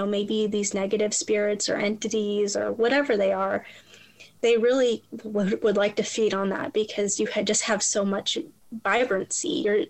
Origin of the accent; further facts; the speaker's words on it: Toledo, Ohio, United States; now in Louisville, United States; Like I said, we moved to Louisville, so we had family back home, and we're originally from Toledo, Ohio.